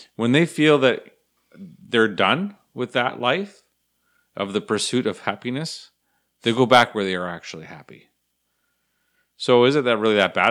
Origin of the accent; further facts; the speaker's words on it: Canada; fellow Canadians